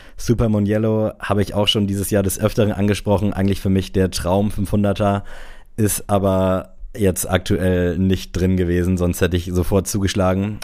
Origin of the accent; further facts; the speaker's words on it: Southern Germany, Germany; wie man bei uns im Süden so schön sagt